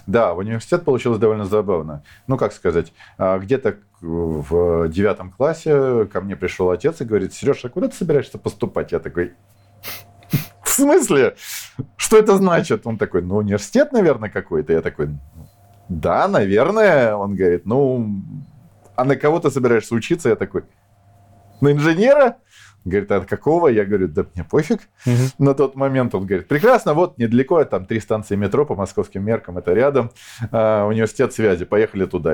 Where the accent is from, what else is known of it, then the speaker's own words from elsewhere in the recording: Moscow, Russia; moved away as an adult; also born or lived in Kyiv, Ukraine; now in Ukraine; родился я в Москве, я коренной москвич, черт знает в каком поколении